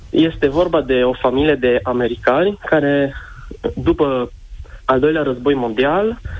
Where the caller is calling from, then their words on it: Baia Mare, Maramureș County, Romania; din Baia Mare.